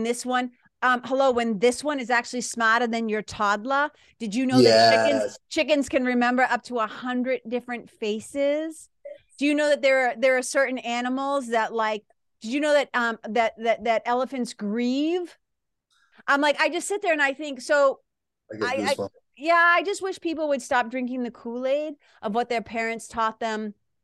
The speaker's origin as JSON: {"language": "English", "region": "Massachusetts", "country": "United States", "moved": "yes", "lives_now": "New Hampshire, United States", "said": "I live in New Hampshire, but I'm from Massachusetts. That's that accent"}